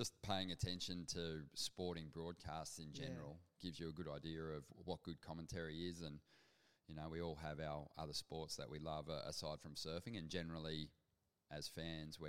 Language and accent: English; South Golden Beach, New South Wales, Australia; Originally I grew up on the north coast of New South Wales in a little town, or an area actually, South Golden Beach, New Brighton. That was where I spent my childhood